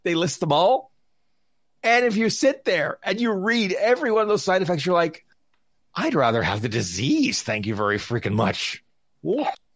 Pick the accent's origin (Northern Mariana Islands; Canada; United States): Canada; I'm Canadian, I'm in Vegas